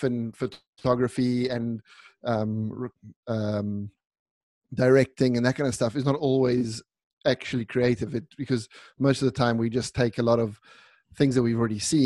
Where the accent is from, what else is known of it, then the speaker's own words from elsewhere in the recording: South Africa; moved away as an adult; also born or lived in Italy; now in Milan, Italy; So I was born in South Africa. My brother and I were both born in South Africa.